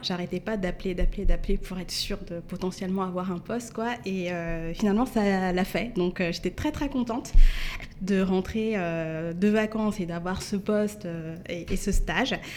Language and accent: French; Mantes-la-Jolie, Île-de-France, France; j'ai grandi à Mantes-la-Julie. Mhm. donc 78